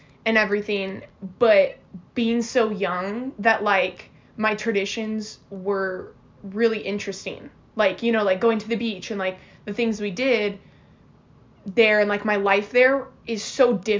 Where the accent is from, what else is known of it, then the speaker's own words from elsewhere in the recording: Oceanside, California, United States; also born or lived in La Jolla / Texas / Temecula; I think I was born in La Jolla, but I was brought home to Oceanside, so I, like, kind of grew up the first half of my life in Oceanside